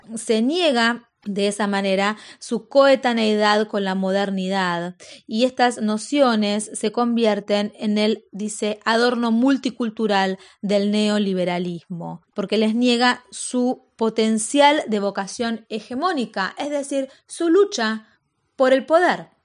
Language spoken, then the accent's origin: Spanish; Argentina; los argentinos descendíamos de los barcos